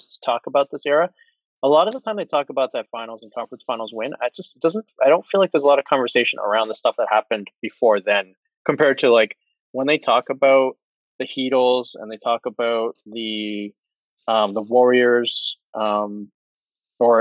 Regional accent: Toronto, Ontario, Canada; my hometown bias

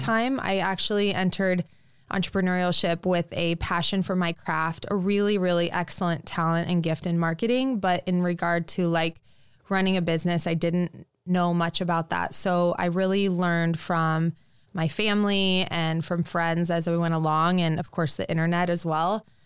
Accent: Lincoln, Nebraska, United States; also born or lived in New York; I grew up in Lincoln

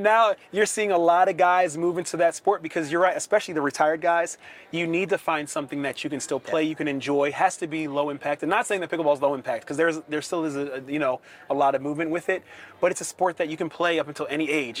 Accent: right outside of Philadelphia, Pennsylvania, United States; moved away as an adult; also born or lived in Atlanta / New Orleans / Buffalo; born and raised in Pennsylvania, right outside of Philadelphia

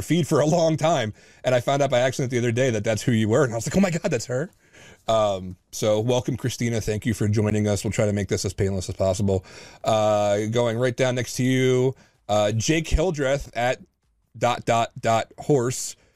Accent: New Jersey, United States; I'm native New Jersey.

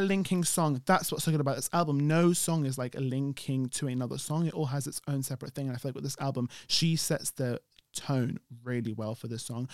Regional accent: United Kingdom; We're British

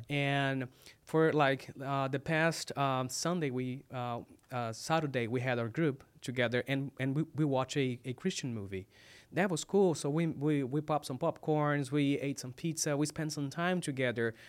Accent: Brazil; English is a second language; moved away as an adult; now in United States; I'm from Brazil. This is you know sometimes people see me stumbling about you know some words because English is my second language.

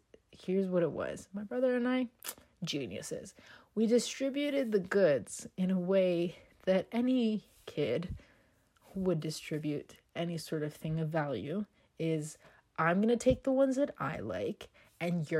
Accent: Toronto, Ontario, Canada; growing up in the not so greatest area in Toronto, for those of you that are familiar, we grew up on Jane and Shepherd

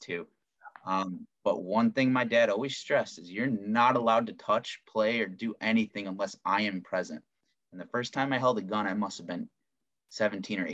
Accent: United States; As an American, as a good law-abiding citizen who has a concealed pistol license

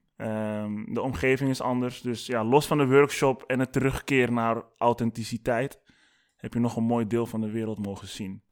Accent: Amsterdam, North Holland, Netherlands; kom ik uit Amsterdam

